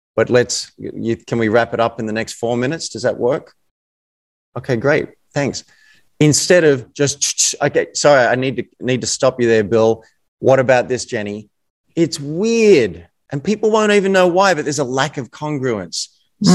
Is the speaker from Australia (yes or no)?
yes; Australia; accent: Australian